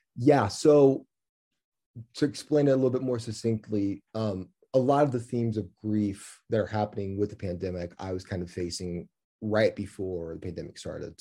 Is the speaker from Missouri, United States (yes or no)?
yes; Kansas City, Missouri, United States; moved away as an adult; also born or lived in San Francisco, California; I was from Kansas City